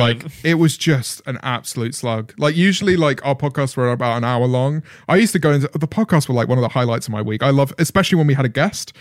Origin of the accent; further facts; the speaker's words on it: United Kingdom; being a British commentator